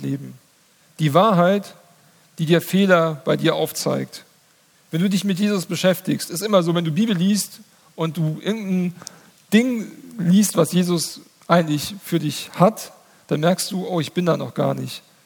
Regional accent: Hesse, Germany; in meinem Heimatdorf. Da gab es den größten Waldbrand, ähm, ich glaube, in der Geschichte Hessens

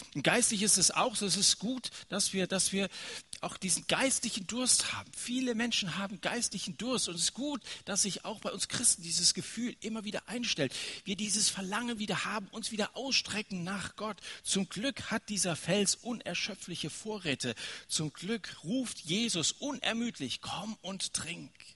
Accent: Germany; wir als Deutsche

